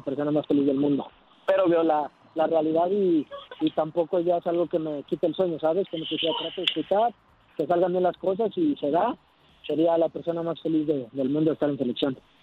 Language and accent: Spanish; Mexico; moved away as an adult; also born or lived in Netherlands / Spain; now in Wellington, New Zealand; recién salí de México para allá